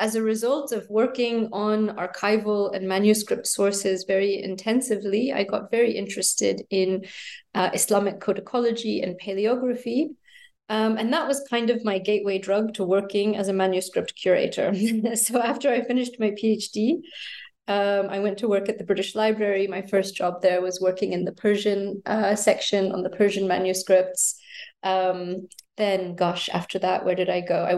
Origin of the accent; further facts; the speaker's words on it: United States; moved away as an adult; also born or lived in United Kingdom; I was born in the States and grew up there and then wound up studying in the UK